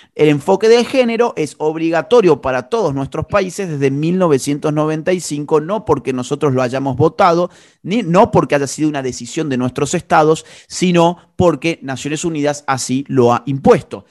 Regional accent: Argentina; Yo soy un ciudadano argentino

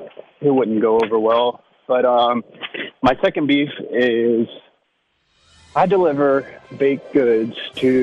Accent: United States; Yeah, I'm not black, so I don't ascribe to that national anthem. I'm an American.

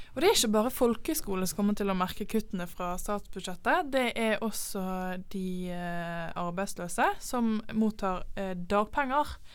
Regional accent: Bergen, Vestland, Norway; som en ekte bergenser

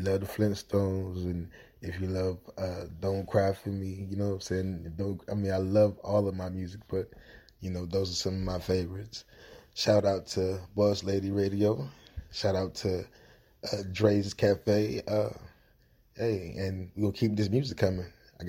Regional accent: Delaware, United States; now in Little Rock, United States; I'm actually coming from Delaware. I live in Little Rock, Arkansas now.

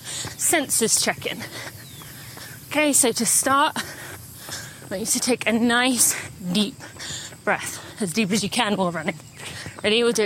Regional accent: United Kingdom; moved away; I'm British. I'm more tied to my home country.

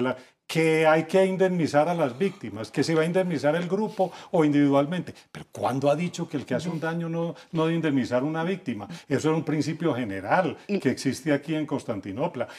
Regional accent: Colombia; como colombiano lo digo

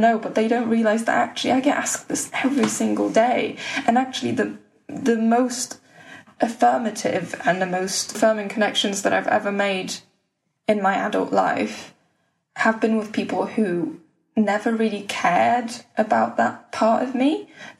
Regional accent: West Bromwich, West Midlands, United Kingdom; where I'm from, because I want to say West Brom, but if I say West Brom, they'll say, but where are you really from?

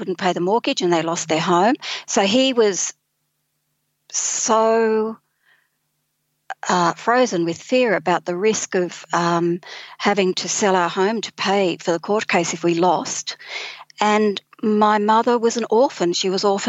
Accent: Sydney, New South Wales, Australia; moved away as an adult; now in Taree, Australia; I'm originally from Sydney

